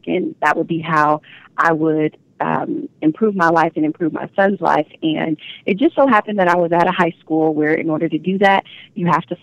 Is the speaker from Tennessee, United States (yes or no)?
no; Omaha, Nebraska, United States; I'm from Omaha